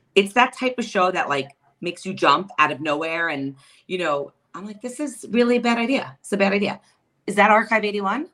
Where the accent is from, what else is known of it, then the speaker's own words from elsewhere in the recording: New York City, New York, United States; now in Long Island, United States; I was not born and raised in Long Island. I'm a Queens girl.